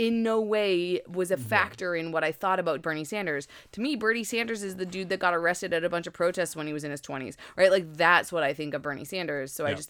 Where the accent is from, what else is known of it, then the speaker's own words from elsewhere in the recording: Canada; Does anybody outside of Canada know how much we have an affinity with the Netherlands